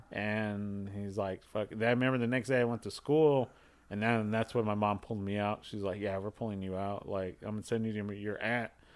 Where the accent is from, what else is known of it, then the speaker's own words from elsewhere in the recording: Los Angeles, California, United States; I grew up in Wilmington